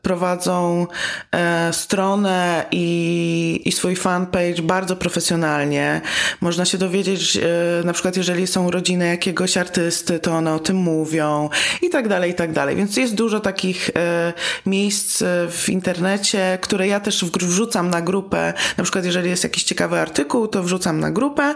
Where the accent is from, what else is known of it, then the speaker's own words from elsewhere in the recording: Warsaw, Masovian Voivodeship, Poland; jestem z Warszawy